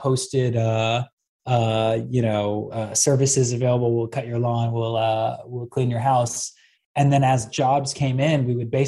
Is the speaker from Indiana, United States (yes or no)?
no; Bay Area, California, United States; I was born and raised in the Bay Area